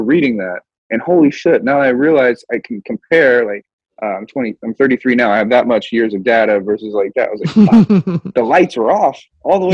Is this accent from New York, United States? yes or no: no; Kansas, United States; moved away as an adult; now in West Coast, United States; I'm from Kansas, man. This shit's flat as hell out there.